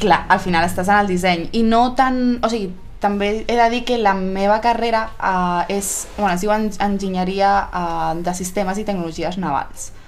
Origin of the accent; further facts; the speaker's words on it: Granollers, Catalonia, Spain; also born or lived in Barcelona; en soc de Granollers i bueno, he viscut a Barcelona un temps, però, però sin més, ara sí que ara Granollers un, un altre cop. Eh, vaig fer la primària a Granollers també